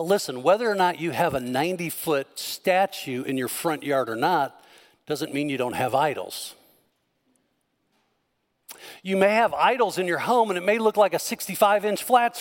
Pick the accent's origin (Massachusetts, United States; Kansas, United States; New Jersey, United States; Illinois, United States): Illinois, United States; Northern; I grew up in Northern Illinois